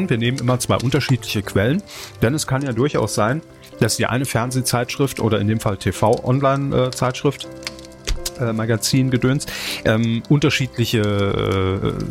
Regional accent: Saarland, Germany; moved away; Natürlich ist es unsere Pflicht als Saarländer im Exil, euch darauf aufmerksam zu machen

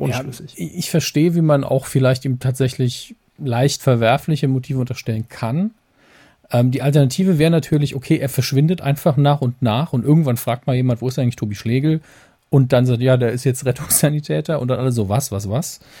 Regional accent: Saarland, Germany; wir sind ja als Saarländer tatsächlich sehr verwöhnt

